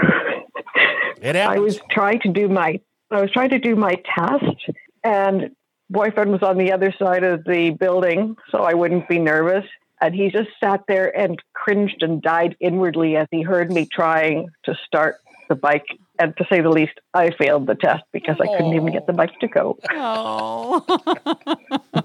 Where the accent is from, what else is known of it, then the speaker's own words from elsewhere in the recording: British Columbia, Canada; I'm from British Columbia in Canada, which is pretty much as far from Florida as you can get on the continent